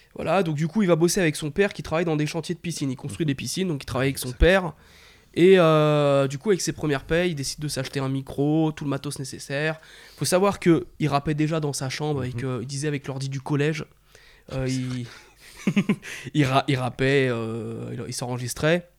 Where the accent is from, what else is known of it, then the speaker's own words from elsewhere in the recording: Paris, Île-de-France, France; Moi, je suis un Parisien